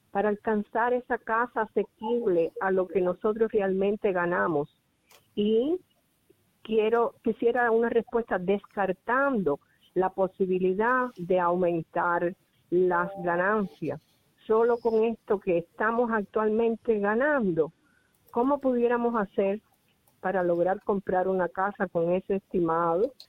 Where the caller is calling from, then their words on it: Clayton, North Carolina, United States; Buenos días … de Clayton, Carolina del Norte.